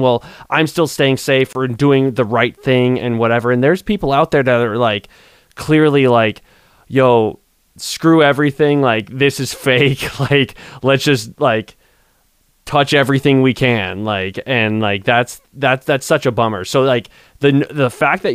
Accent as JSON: {"language": "English", "region": "Southern California", "country": "United States", "said": "I'm from Southern California."}